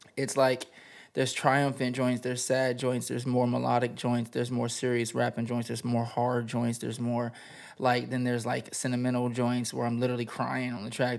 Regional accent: the desert out in Cali, California, United States; also born or lived in Greece; now in Los Angeles, United States; I was born in Greece, and I was raised in the desert out in Cali

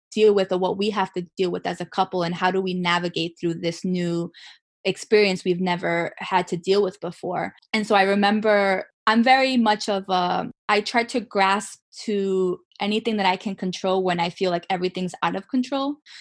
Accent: Rhode Island, United States; I was born and raised in Rhode Island

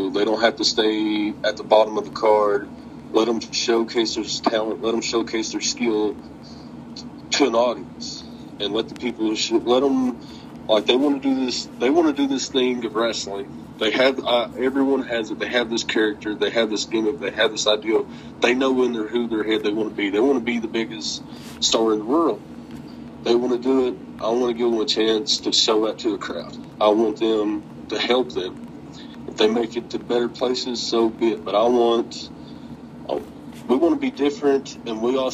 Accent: the South, United States; I am from the South.

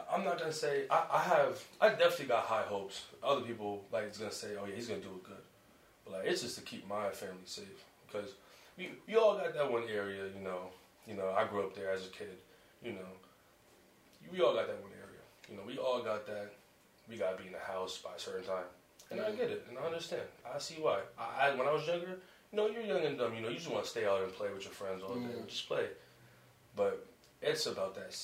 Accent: Paxton, New Jersey, United States; also born or lived in Pennsylvania; I'm from Paxton, New Jersey

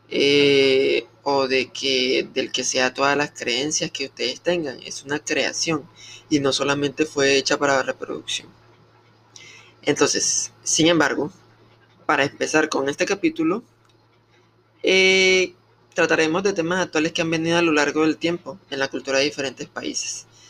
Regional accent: Colombia; soy del país de Colombia

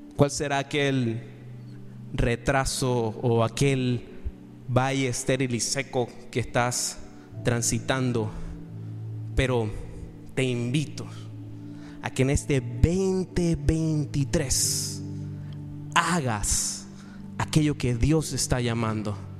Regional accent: Panama; also born or lived in Madrid; si yo soy el primer panameño que tú conoces

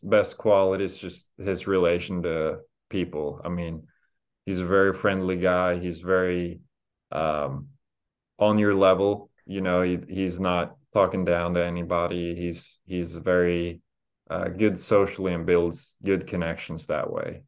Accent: Norway; now in United States; going home to my home country

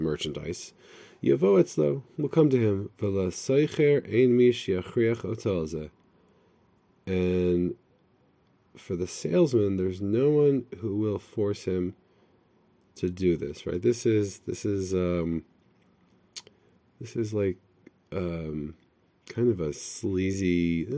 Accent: United States; I'm from America

